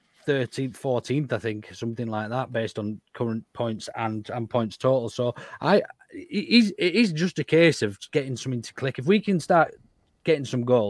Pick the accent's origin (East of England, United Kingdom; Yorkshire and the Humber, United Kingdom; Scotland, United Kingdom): Yorkshire and the Humber, United Kingdom; Morley; I'm from Morley.